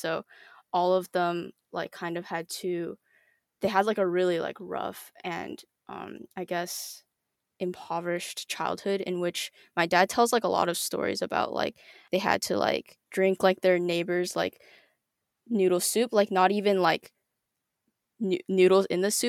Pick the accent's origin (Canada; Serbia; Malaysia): Canada; British Columbia; born there; my dad went to UBC for his PhD, and so I was born there.